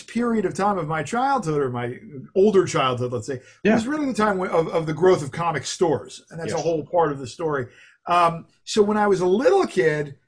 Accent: New Jersey, United States; moved away as an adult; now in New York City, United States; I grew up in New Jersey, mm-hmm. right across from New York City, across from the George Washington Bridge

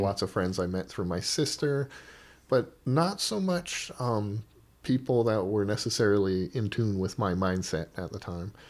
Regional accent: Oahu, Hawaii, United States; moved away as an adult; now in Portland, United States; Hawaii is such where I grew up at least on Oahu, not the outer islands

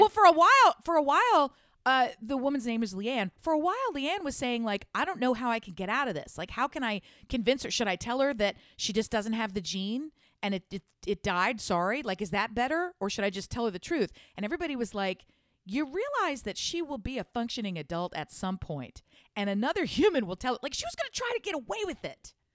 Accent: United States; I speak English. I'm from America

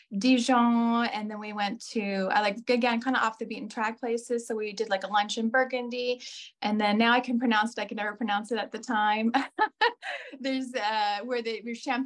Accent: Ventura, California, United States; moved away as an adult; now in Toulon area, France; My hometown is Ventura, which is actually a really nice place to live.

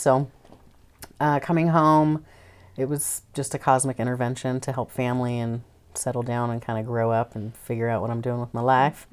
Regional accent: Idaho, United States; moved away; also born or lived in Tacoma, Washington / Everett, Washington / Virgin Islands; I was born in Idaho

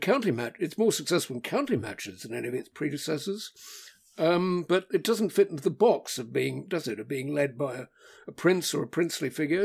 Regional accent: England, United Kingdom; English visitors

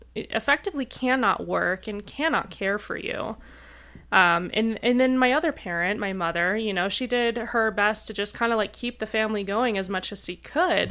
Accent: Rapid City, South Dakota, United States; moved away as an adult; now in Denver, United States; I grew up in tiny town, Rapid City, South Dakota

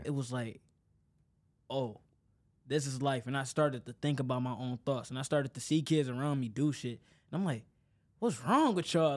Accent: Detroit, Michigan, United States; born and raised in Detroit

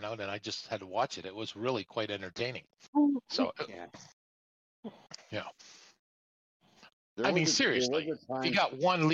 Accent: Canada; I being a Canadian

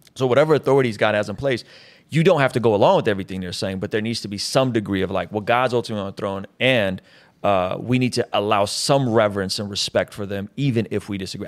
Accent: San Diego, California, United States; also born or lived in Baku, Azerbaijan; I grew up in San Diego

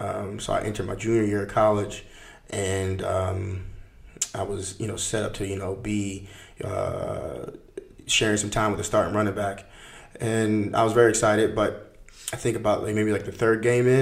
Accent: Wilmington, Delaware, United States; I grew up right up in Wilmington, Delaware.

